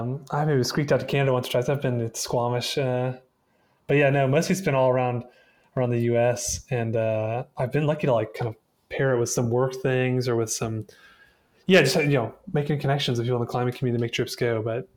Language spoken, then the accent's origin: English; Aiken, South Carolina, United States; moved away as an adult; also born or lived in Nashville, North Carolina / Columbia, South Carolina / Front Range, Colorado / Reno, Nevada; now in Chattanooga, United States; I'm originally from the Southeast. I kind of grew up between North and South Carolina, mostly in a little town called Aiken, South Carolina, and then an even smaller town called Nashville, North Carolina, and went to college in Columbia, South Carolina